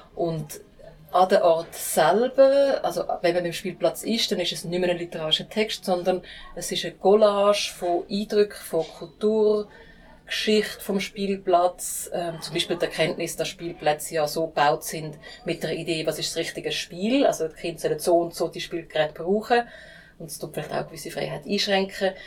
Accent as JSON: {"language": "German", "country": "United States", "moved": "yes", "lives_now": "Switzerland", "said": "bei mir in den USA auch funktioniert. Da, wo ich herkomme."}